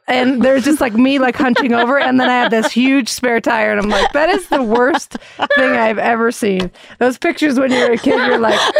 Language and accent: English; Pennsylvania, United States; I grew up in Pennsylvania and we had this bush with rhododendrons.